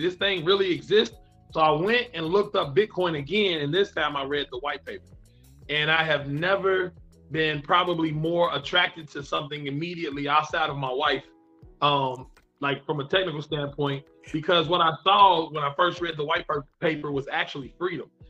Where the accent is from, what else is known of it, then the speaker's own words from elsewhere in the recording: Kentucky, United States; I am from Kentucky in the United States of America. So that is that is my state.